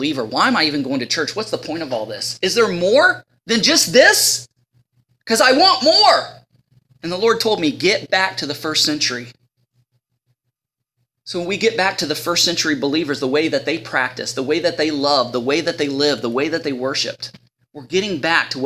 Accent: Ohio, United States; I'm from Ohio

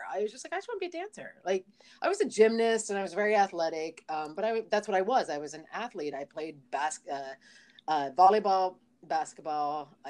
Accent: Ohio, United States; moved away as an adult; now in New York, United States; growing up in Ohio in the 80s

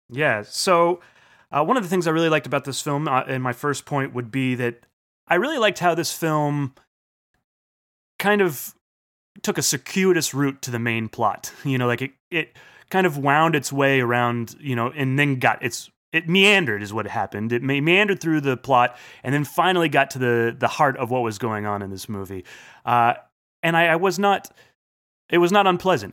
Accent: United States; being American

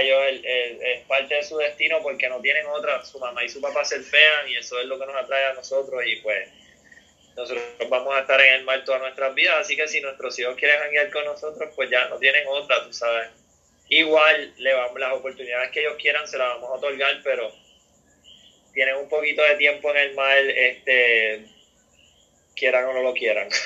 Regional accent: Puerto Rico; lo que nosotros podíamos hacer como puertorriqueños

